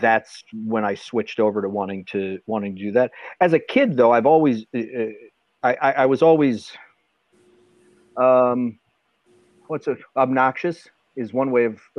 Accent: just outside of Milwaukee, Wisconsin, United States; now in Chicago, United States; I'm from just outside of Milwaukee, Wisconsin, small town Alice, Wisconsin. That's where I grew up.

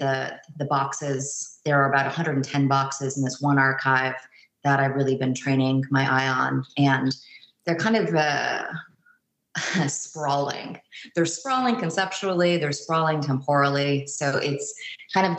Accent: San Francisco Bay Area, California, United States; also born or lived in New York / Boston; now in Houston, United States; I'm from the San Francisco Bay Area

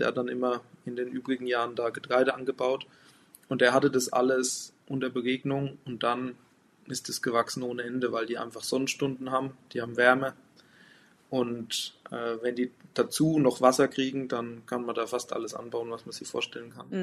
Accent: Lower Franconia, Bavaria, Germany; ich komme aus Unterfranken im Norden von Bayern an der Grenze zu Thüringen und Hessen

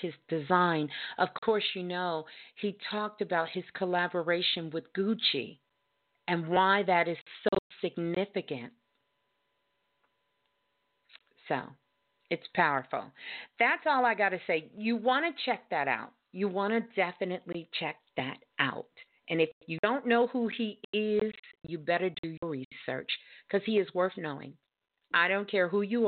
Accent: New York, United States; moved away; I'm originally from New York

